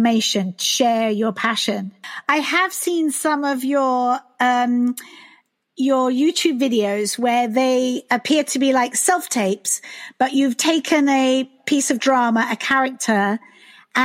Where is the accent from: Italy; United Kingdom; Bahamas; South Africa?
United Kingdom; now in United States; I am British